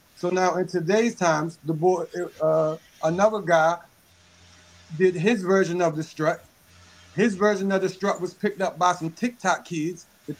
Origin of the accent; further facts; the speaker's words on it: Maryland, United States; Like, because look, I'm from Park Heights, right? My part of the city is a city in its own.